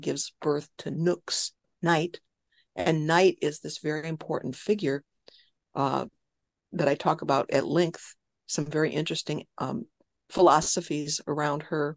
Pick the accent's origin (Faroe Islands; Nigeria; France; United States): United States; West Chicago, Illinois; I grew up in Illinois